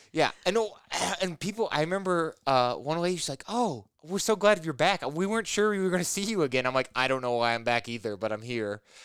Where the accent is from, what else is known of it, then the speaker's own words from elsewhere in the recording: Illinois, United States; moved away as an adult; also born or lived in Indiana / Portland, Oregon; now in Rockford, United States; I grew up in Illinois